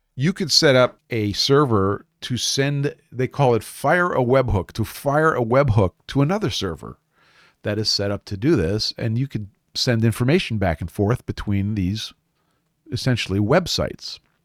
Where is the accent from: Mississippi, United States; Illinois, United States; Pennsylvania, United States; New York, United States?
New York, United States; New York City; building products in Brooklyn, New York, my hometown